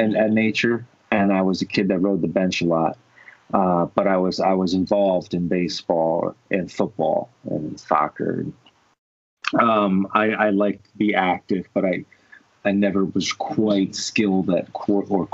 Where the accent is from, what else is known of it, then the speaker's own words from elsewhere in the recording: New Jersey, United States; I am from North Jersey, Tony. I am a Jerseyan from North Jersey